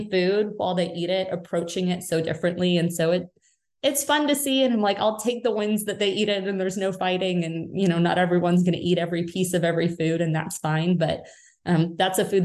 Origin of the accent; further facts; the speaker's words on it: United Kingdom; moved away; I'm British originally.